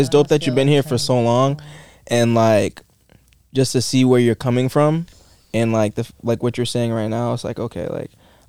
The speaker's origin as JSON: {"language": "English", "town": "Fall River", "region": "Massachusetts", "country": "United States", "tie": "born or raised there", "also_born_or_lived": "Boston / Brockton / New York", "moved": "as an adult", "lives_now": "Los Angeles, United States"}